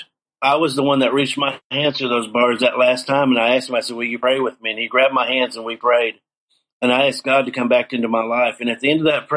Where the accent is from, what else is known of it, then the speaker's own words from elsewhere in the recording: Seminole, Oklahoma, United States; my hometown of Seminole, Oklahoma